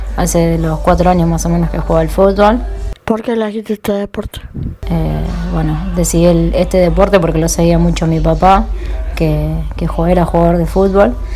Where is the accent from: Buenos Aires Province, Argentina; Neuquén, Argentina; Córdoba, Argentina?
Córdoba, Argentina; soy de Córdoba